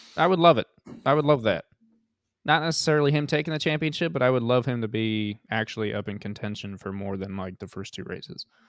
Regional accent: United States; as an American

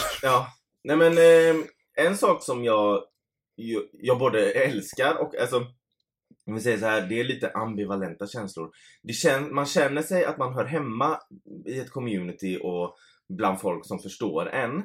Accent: Gothenburg, Västra Götaland, Sweden; vi är från Göteborg

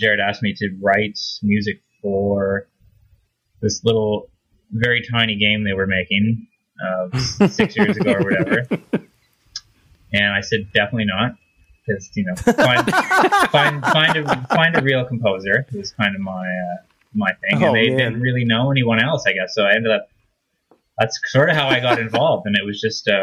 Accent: Saskatchewan, Canada; moved away as an adult; now in Toronto, Canada; the university of my hometown

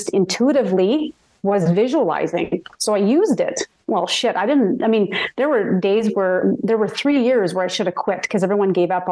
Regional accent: Red Deer, Alberta, Canada; growing up in Red Deer

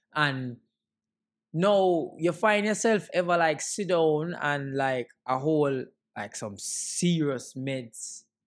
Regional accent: Jamaica; And me are Jamaican

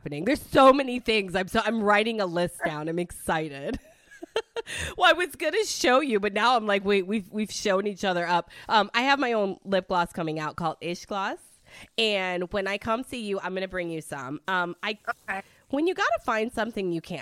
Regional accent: Detroit, Michigan, United States; first language Italian; English is a second language; moved away; I'm from Michigan, I'm from Detroit, so I'm very northern, but I came down here

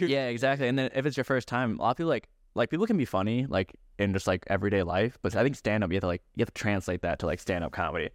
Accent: Minneapolis, Minnesota, United States; I'm from Minneapolis

